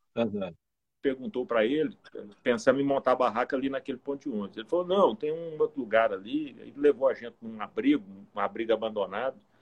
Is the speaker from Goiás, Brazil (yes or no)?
yes; Goiânia, Goiás, Brazil; moved away as an adult; now in Palmas, Brazil; eu sou nasci em Umas, na Goiabeira, lá perto de Goiânia em 1970, já vou fechar meu cinquentinho agora esse ano. E morei em Goiânia até os 22 anos